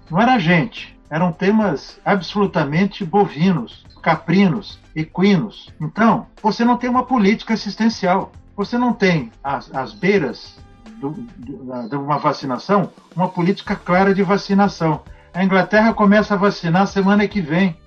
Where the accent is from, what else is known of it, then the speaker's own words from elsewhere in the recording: Brazil; todos nós somos cidadãos, todos nós somos brasileiros